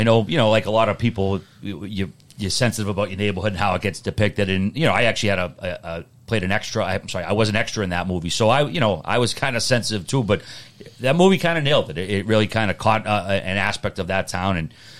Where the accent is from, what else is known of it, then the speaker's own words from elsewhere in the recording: New England, United States; I guess I was born into it, like a lot of people in New England, and the glow of Bobby Orr.